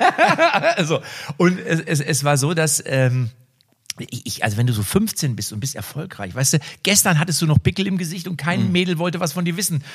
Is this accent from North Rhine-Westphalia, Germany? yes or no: no; Liebstadt, Saxony, Germany; Ich komme aus Liebstadt.